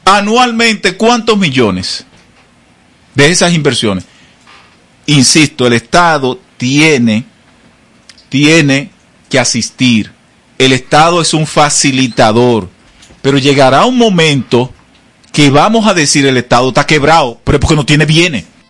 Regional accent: Monte Plata, Dominican Republic; mi pueblo, mi provincia, Monteplata

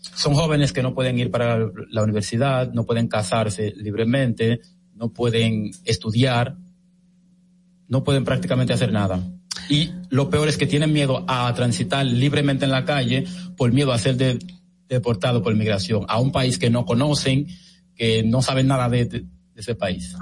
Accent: Puerto Plata, Dominican Republic; en Puerto Plata, que es de donde yo soy mm, oriundo

